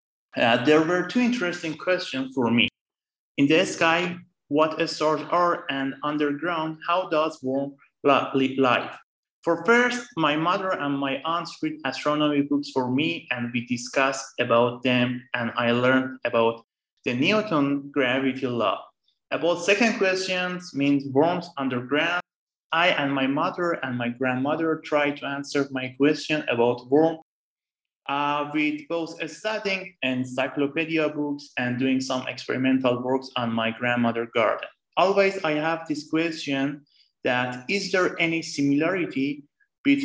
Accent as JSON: {"language": "English", "town": "Tehran", "region": "Tehran Province", "country": "Iran", "tie": "born or raised there", "moved": "as an adult", "lives_now": "Florence, Italy", "said": "I was born and raised in Tehran"}